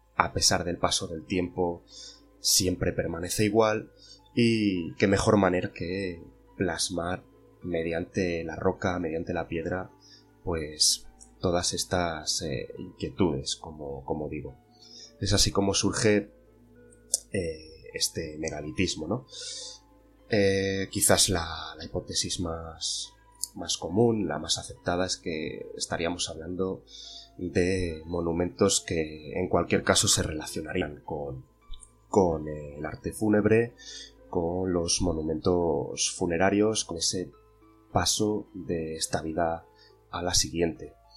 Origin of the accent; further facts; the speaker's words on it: Zamora, Castile and León, Spain; más de mi tierra, de Zamora